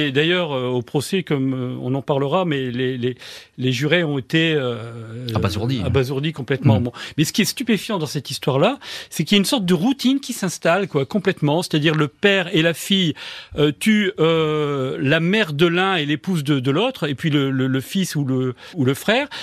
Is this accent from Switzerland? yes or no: no; France; accent: French; j'ai un accent français